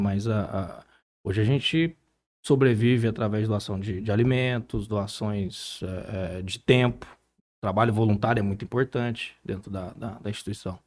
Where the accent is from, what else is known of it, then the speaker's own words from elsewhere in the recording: Barretos, São Paulo, Brazil; moved away; eu sou nascido e criado lá em Barretos